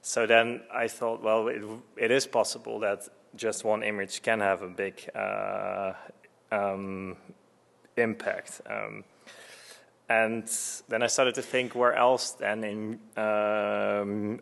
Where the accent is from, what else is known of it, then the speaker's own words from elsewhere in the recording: Netherlands; I was born in Holland, and I played piano from a very young age